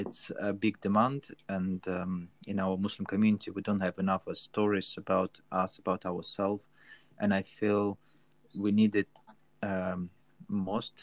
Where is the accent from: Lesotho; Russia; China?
Russia; North Caucasus; now in Cardiff, United Kingdom; originally I'm from Russia, from south of Russia, from Caucasus, and now living in Cardiff